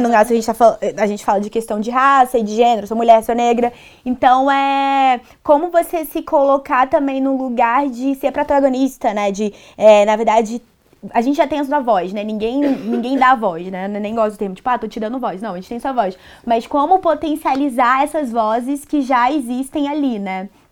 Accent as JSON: {"language": "Portuguese", "town": "Brasília", "region": "Federal District", "country": "Brazil", "moved": "as an adult", "lives_now": "Rio de Janeiro, Brazil", "said": "Eu sou da periferia de Brasília, do Gama"}